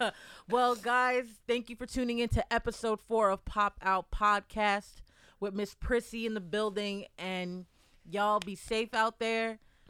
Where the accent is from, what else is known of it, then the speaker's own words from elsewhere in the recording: New York City, New York, United States; as a New Yorker